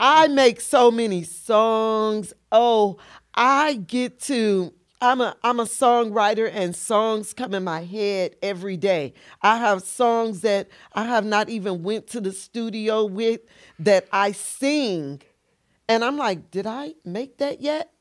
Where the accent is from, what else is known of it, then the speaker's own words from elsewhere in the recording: Tamms, Illinois, United States; also born or lived in Carbondale, Illinois; I'm originally from Tams, Illinois